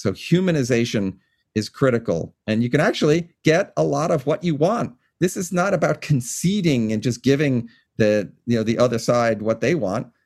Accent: Long Island, New York, United States; now in Washington, United States; from where I grew up on Long Island in New York

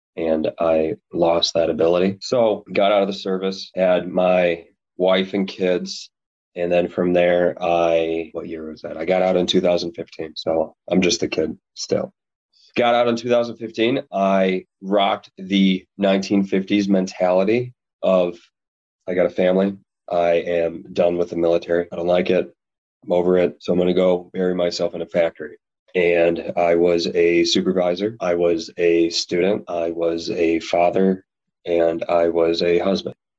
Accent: Chicago suburbs, Illinois, United States; I was born and raised in the Chicago suburbs

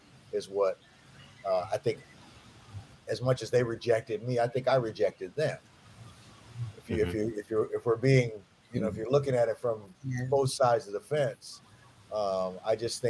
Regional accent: Ohio, United States; I'm from Ohio

